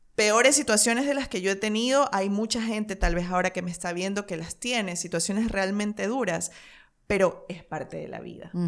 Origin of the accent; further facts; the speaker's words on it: Ecuador; moved away as an adult; mi país, es como muy lamentable que un país de gente tan trabajadora, de cuatro regiones hermosas, de volcanes, de paisajes, de Galápagos, de la Amazonía